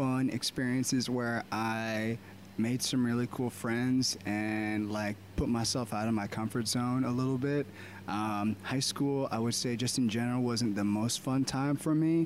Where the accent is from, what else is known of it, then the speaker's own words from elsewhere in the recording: Baltimore, Maryland, United States; also born or lived in Delaware / Colorado / Pennsylvania; I was born in Delaware, but I was raised here in Baltimore my whole life.